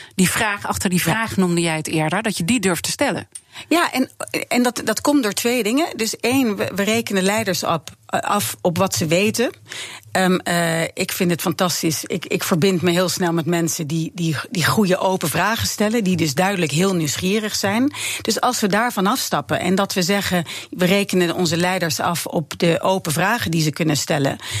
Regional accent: Netherlands; als Nederlanders

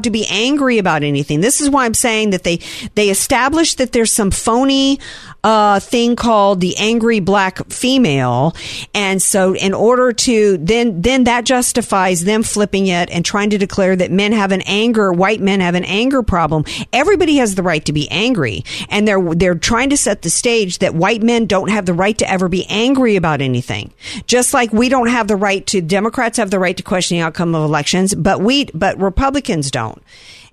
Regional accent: Deep South, United States; I grew up in the Deep South.

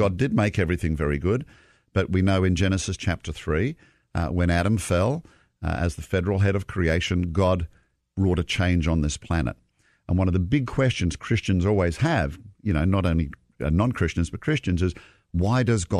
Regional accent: Australia; now in United States; we look at the winter in the Southern Hemisphere, like my home country of Australia

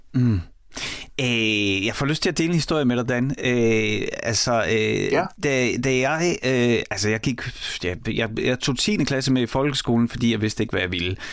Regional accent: Horsens, Central Denmark Region, Denmark; born or raised there

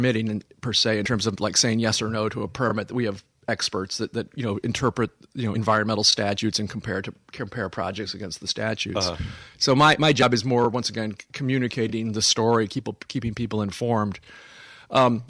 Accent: Lansing, Michigan, United States; also born or lived in Jackson, Michigan; I grew up in Lansing

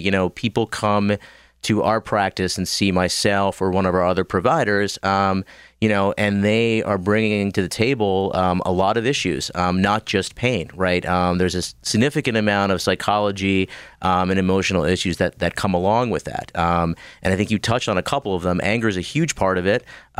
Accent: State College, Pennsylvania, United States; So I grew up in Central PA, State College. Went to LECOM in Erie for med school. Moved here to Pittsburgh for a couple years to do my clinical rotations at the hospitals here.

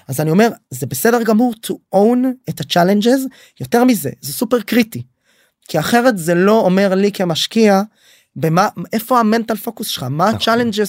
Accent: Israel; אנחנו כישראלים

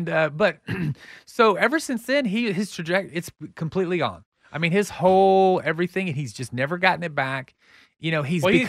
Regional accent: Texas, United States; And I saw what I grew up in the Texas that I grew up in.

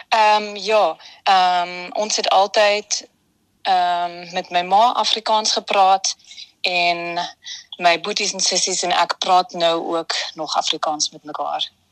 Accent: Vienna, Austria; Ek is hier gebore in Wenen

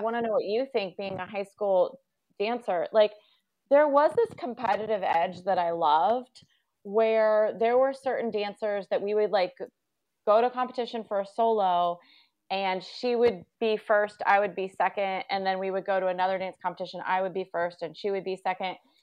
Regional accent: Newark, United States; moved away as an adult; also born or lived in Boston / Los Angeles; we grew up in Newark and it was very small town. I looked it up, fifty thousand people

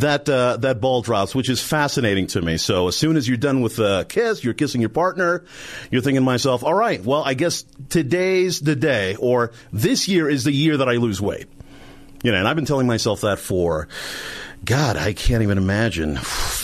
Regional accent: East Coast, United States; now in Denver, United States; I'm actually from the East Coast.

